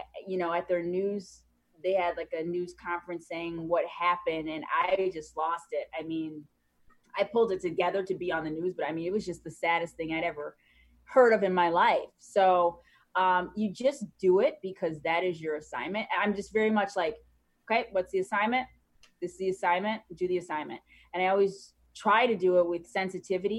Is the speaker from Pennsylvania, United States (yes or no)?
no; Chicago, Illinois, United States; I'm from Chicago.